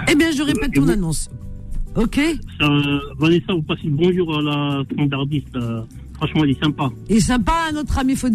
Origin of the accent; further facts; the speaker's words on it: Tunisia; je suis tunisienne